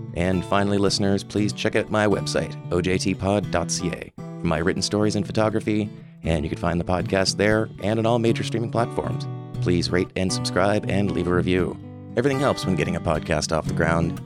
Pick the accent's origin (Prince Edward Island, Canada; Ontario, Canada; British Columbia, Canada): Prince Edward Island, Canada; Summerside; also born or lived in Halifax; When I moved back to Summerside from Halifax